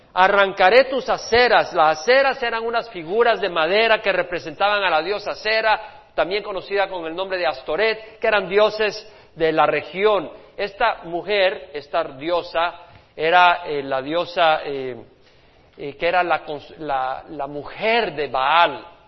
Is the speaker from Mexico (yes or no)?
no; El Salvador; moved away; Allá en mi país, en El Salvador, donde nací